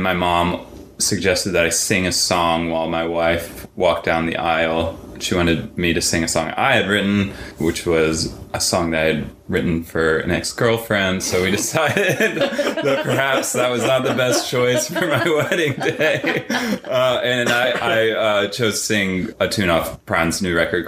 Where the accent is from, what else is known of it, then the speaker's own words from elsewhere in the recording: Baltimore, Maryland, United States; now in Durham, United States; I'm from Baltimore, but I've lived in Durham since 97